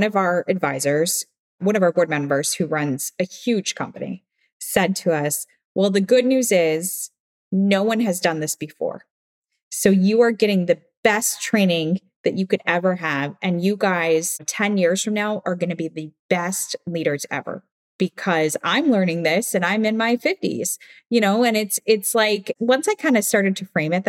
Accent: Midwest, United States; now in New York, United States; I'm from the Midwest

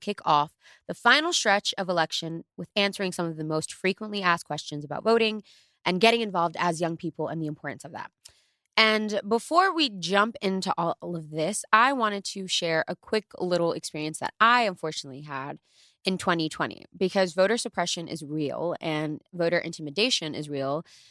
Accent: New York, United States; I was born in New York. I went to Harrison High

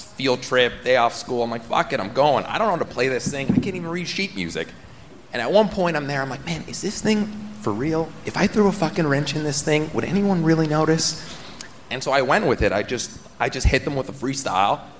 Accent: Toronto, Ontario, Canada; We're from Toronto

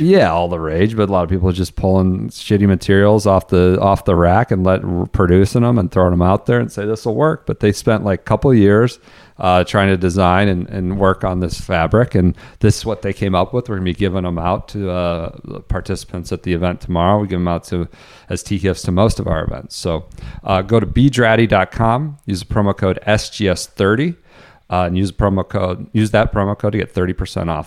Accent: United States; U S, I'm an American

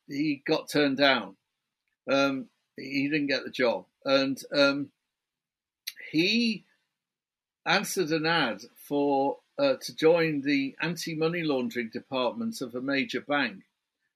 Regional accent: United Kingdom; I can't do a New York accent. I'm a Brit

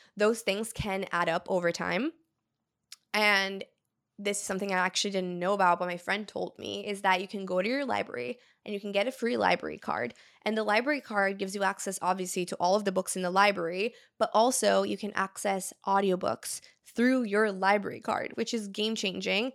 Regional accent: Brazil; moved away; I grew up in Brazil, I speak Portuguese fluently

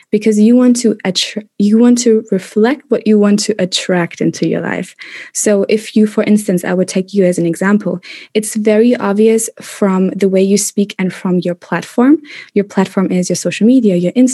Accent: Germany; moved away as an adult; also born or lived in Madrid, Spain / Kuala Lumpur, Malaysia / London, United Kingdom; In Germany. I grew up in Germany, born and raised

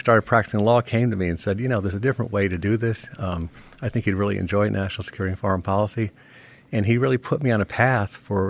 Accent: Rhode Island, United States; moved away as an adult; also born or lived in Washington; I grew up in Rhode Island, as you mentioned, with a family that was kind of immersed in local politics

